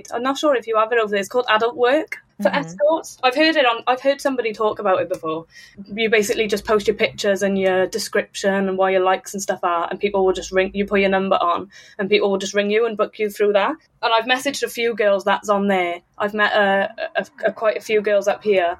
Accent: Wales, United Kingdom; moved away as an adult; now in Newcastle, United Kingdom; So I'm from Wales originally in the UK, but I've moved over to England now. I've moved to Newcastle

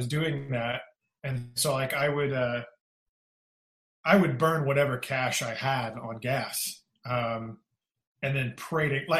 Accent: Kansas City, Missouri, United States; moved away as an adult; also born or lived in Houston, Texas; now in Nashville, United States; I call Kansas City, Missouri home.

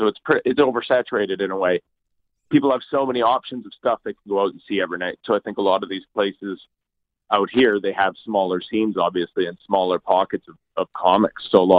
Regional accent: Toronto, Ontario, Canada; because I'm from Toronto.

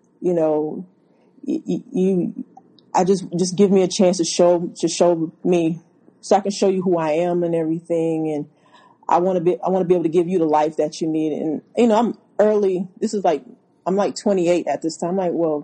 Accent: Louisiana, United States; moved away; also born or lived in Houston; I'm from Louisiana

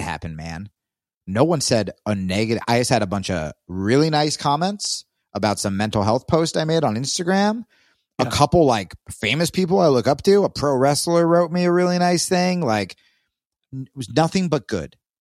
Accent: Texas, United States; I'm from Texas

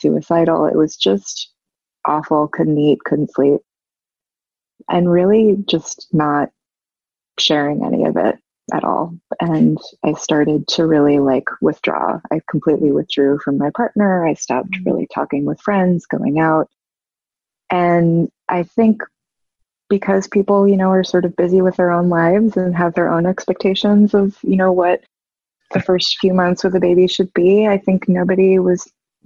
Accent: New York City, New York, United States; moved away as an adult; now in Savannah, United States; I'm from New York City, and I've lived there most of my life, and we moved to Savannah, Georgia

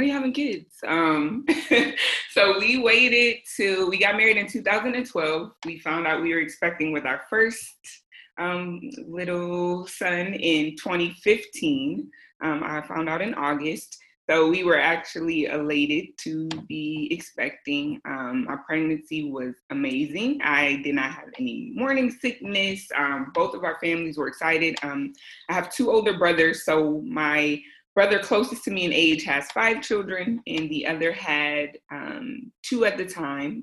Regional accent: Michigan, United States; also born or lived in Southern California / Florida; now in California, United States; I am originally from Michigan

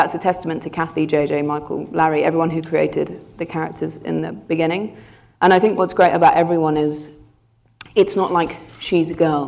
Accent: London, United Kingdom; as a girl growing up in London

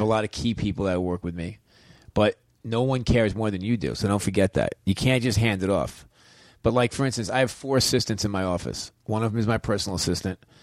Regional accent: New York, United States; I'm a New Yorker

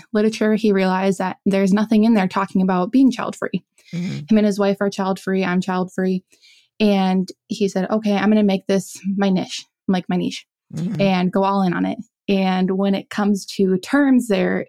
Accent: South Dakota, United States; moved away; I grew up in South Dakota.

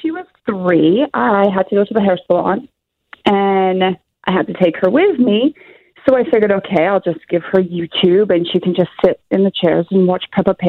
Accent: England, United Kingdom; moved away; I grew up in England

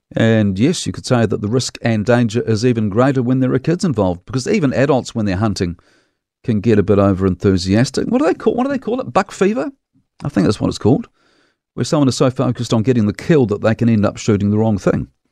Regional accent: Dunedin, Otago, New Zealand; As a townie kid growing up in Dunedin

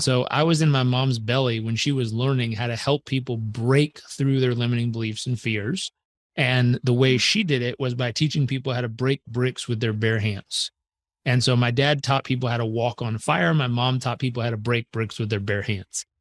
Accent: Southern California, United States; I was born in Southern California.

